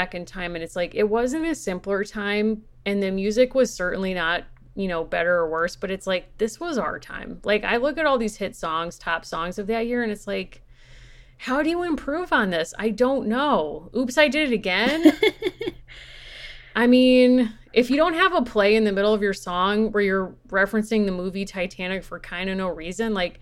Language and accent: English; Connecticut, United States; We're from Connecticut